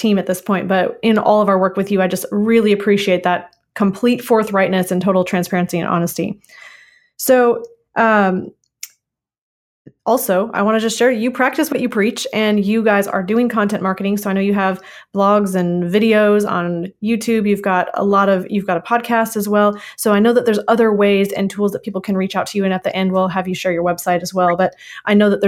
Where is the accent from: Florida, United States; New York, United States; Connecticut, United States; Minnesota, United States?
Minnesota, United States; I am from Minnesota. So it's a very familiar type of accent to me from my growing up years